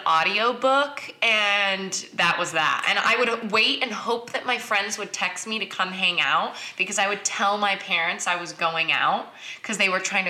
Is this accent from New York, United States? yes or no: no; Newport Beach, California, United States; I grew up in a strange neighborhood. I grew up in Newport Beach.